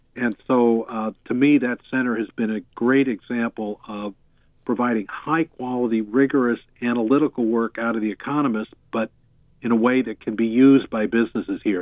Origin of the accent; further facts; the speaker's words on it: Boston, Massachusetts, United States; now in Thousand Oaks, United States; being a kid growing up in the Boston area